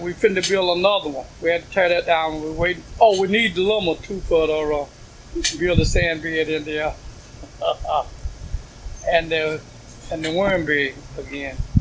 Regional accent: Woodson, North Carolina, United States; moved away as an adult; now in Brooklyn, United States; I'm from Woodson, North Carolina. I lived on a farm in Woodson, North Carolina

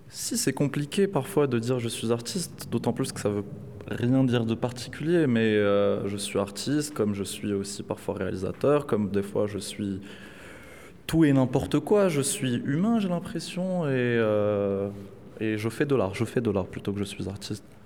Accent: Casablanca, Casablanca-Settat, Morocco; now in Saint-Denis, France; grandi à Casablanca

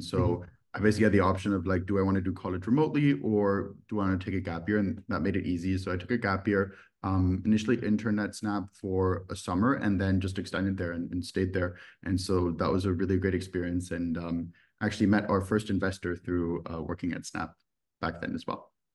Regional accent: Düsseldorf, North Rhine-Westphalia, Germany; moved away; also born or lived in United States; I'm originally from Germany. I grew up in a city called Düsseldorf

